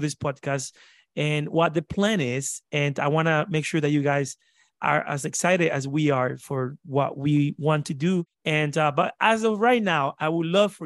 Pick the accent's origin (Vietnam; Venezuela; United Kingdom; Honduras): Honduras; now in Nashville, United States; If you hear an accent, it's because I was born in Honduras